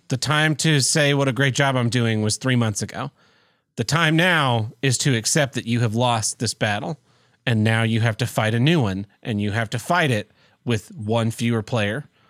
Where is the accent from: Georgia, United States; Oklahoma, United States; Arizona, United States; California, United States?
Oklahoma, United States; Tulsa; I'll be moving away from Tulsa, my hometown